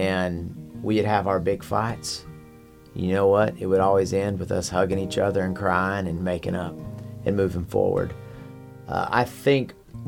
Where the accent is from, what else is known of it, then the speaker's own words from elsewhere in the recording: Amarillo, Texas, United States; I grew up in Amarillo, Texas.